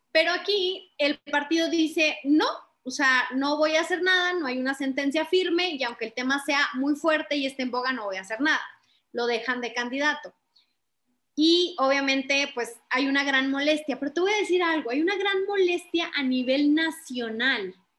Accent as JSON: {"language": "Spanish", "region": "Chihuahua", "country": "Mexico", "said": "yo soy de Chihuahua del Norte"}